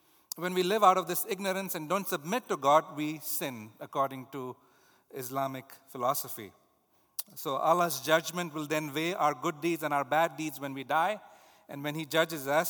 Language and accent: English; India; moved away; Hinduism, the religion the culture that I grew up in India